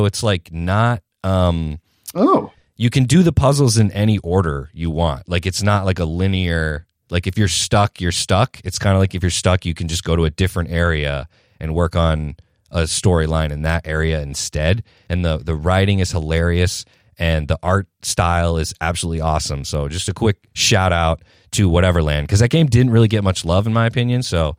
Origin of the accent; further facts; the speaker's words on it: New Hampshire, United States; I am from New Hampshire, which is, as I had mentioned earlier to you guys, it's about 40 minutes outside of Boston. So that is where I'm based, in New England, not Old England.